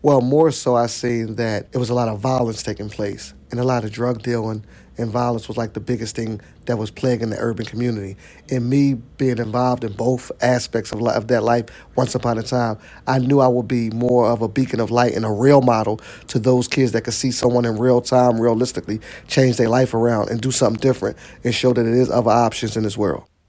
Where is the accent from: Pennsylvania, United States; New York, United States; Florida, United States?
Pennsylvania, United States; Philadelphia; I'm from Seventh Street, Seventh Snyder area